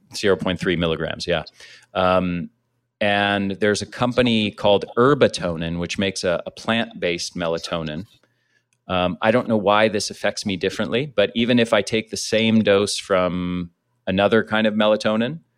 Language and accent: English; United States; I grew up in the States